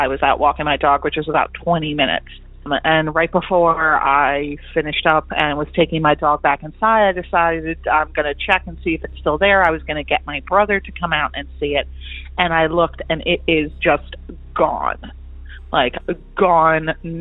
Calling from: Lancaster County, Pennsylvania, United States; I'm calling from Lancaster County, Pennsylvania

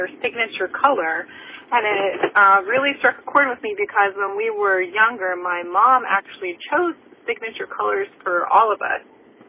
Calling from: Chesapeake, Virginia, United States; I'm calling from Chesapeake, Virginia.

